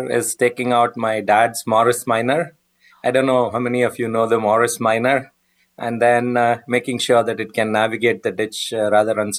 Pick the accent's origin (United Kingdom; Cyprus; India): United Kingdom; also born or lived in United States; I'm British American, so I've been doing this on both sides of the pond for the last 25 years.